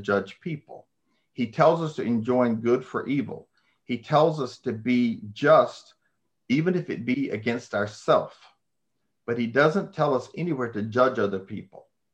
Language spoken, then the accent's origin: English; United States; I am an American, seven generations.